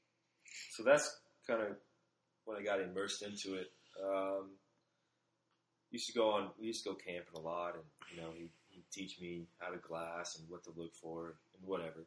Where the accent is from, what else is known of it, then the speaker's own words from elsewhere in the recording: Phoenix, Arizona, United States; I grew up in Phoenix, Arizona